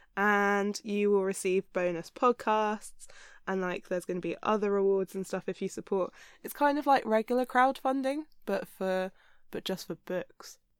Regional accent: Hampshire, South East England, United Kingdom; I'm from the south of England.

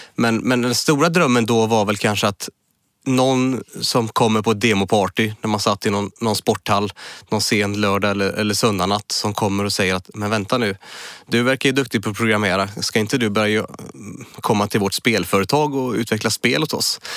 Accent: Munkedal, Västra Götaland, Sweden; accent: Munkedal dialect; moved away as an adult; now in Gothenburg, Sweden; Det är en liten by som heter Munkedal där är jag född och uppväxt. Men flyttade till Göteborg när jag började på Chalmers när jag var 19 år, 97

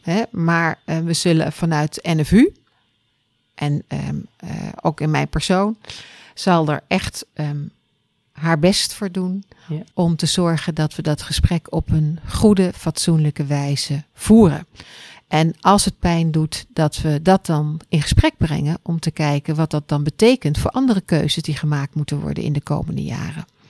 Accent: Netherlands; we ook als Nederlanders

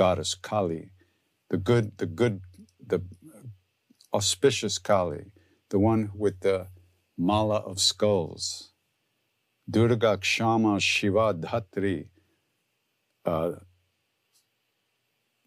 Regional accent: Long Island, New York, United States

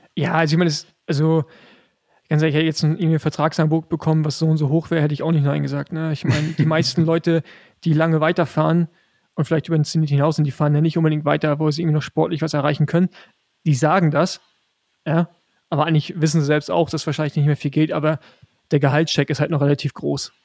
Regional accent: Rostock, Mecklenburg-Vorpommern, Germany; also born or lived in Girona, Spain; als äh, Rostocker

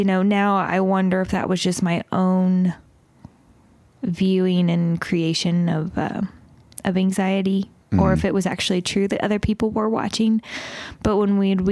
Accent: the Bible Belt, United States; I grew up in the Bible Belt

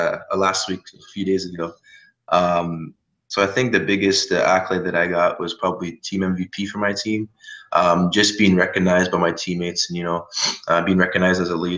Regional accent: Canada; I'm from Canada

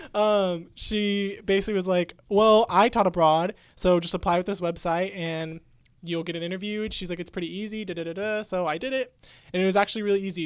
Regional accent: Midwest, United States; accent: Midwest; you sound like you're from like the midwest

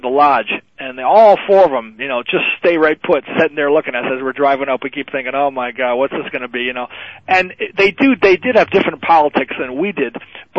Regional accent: Boston, Massachusetts, United States; we're from Boston

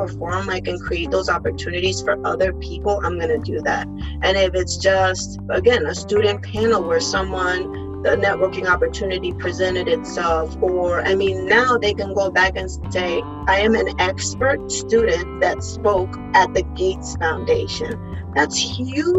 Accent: Puerto Rico; English is a second language; moved away; I was born and raised on the island

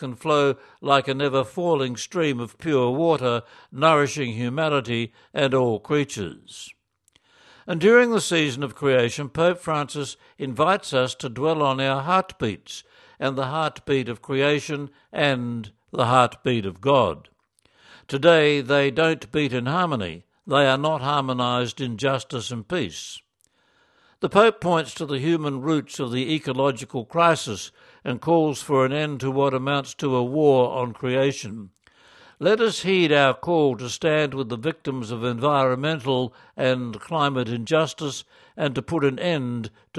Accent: Geelong, Victoria, Australia; During summer, our family would go camping at Ocean Grove, a beachside town 40 minutes from my hometown Geelong, 1 hour west of Melbourne.

